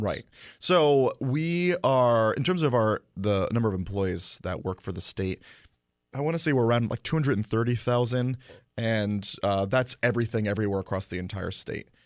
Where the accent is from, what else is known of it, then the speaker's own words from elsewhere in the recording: Guilford, Connecticut, United States; also born or lived in Hamden; I grew up in Guilford